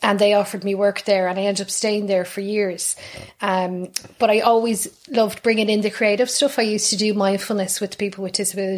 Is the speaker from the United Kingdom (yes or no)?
no; Dublin, Leinster, Ireland; moved away as an adult; now in Kilkenny, Ireland; I grew up in North Dublin, so I'm a North Sider as well. North Dublin, a place called Raheny